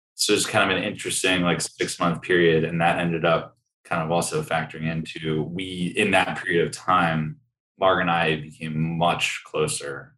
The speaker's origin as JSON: {"language": "English", "town": "Sleepy Hollow", "region": "New York", "country": "United States", "tie": "born or raised there", "moved": "as an adult", "lives_now": "Austin, United States", "said": "I grew up in Sleepy Hollow, New York"}